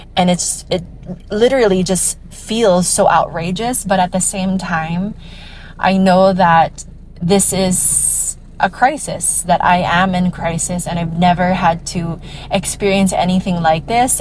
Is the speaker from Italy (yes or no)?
no; Iloilo City, Western Visayas, Philippines; I'm from Iloilo City